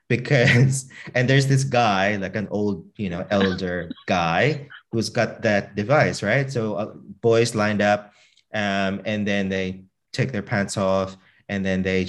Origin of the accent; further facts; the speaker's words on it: Australia; I kiss them on the cheek because, like, I'm Australian, right? That's what how we do it in Australia. That's how we greet our elders as a sign of respect, and that's how I kind of brought it up.